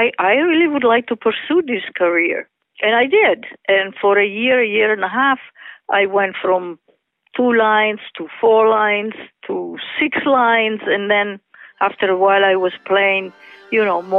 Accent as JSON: {"language": "English", "town": "Rome", "region": "Lazio", "country": "Italy", "tie": "born or raised there", "moved": "yes", "said": "Growing up in Italy"}